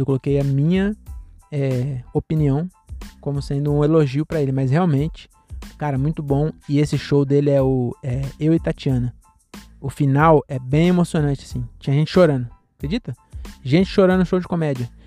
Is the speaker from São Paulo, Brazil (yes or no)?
yes; Cajamar, São Paulo, Brazil; eu sou aqui de Cajamar mesmo